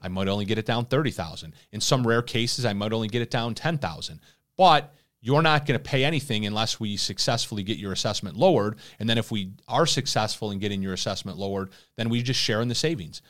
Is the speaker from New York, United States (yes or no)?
yes; Irondequoit, New York, United States; my hometown right here in Aranda Coit, New York